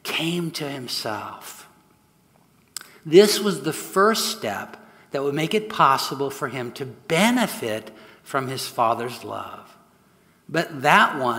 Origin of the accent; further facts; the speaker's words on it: Southern California, United States; moved away as an adult; also born or lived in San Francisco Bay Area; My wife, Sue, and I grew up here in Southern California, but spent the last 40 years up north pastoring in the San Francisco Bay Area